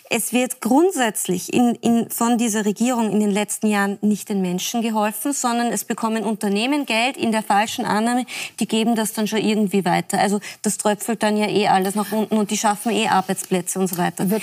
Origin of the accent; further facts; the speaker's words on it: Salzburg, Austria; bin Salzburgerin.